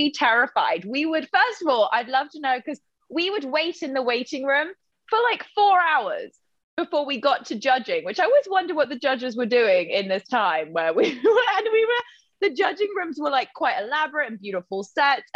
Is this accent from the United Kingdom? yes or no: yes; Oxford, South East England, United Kingdom; I was born in Oxford. I grew up in Oxford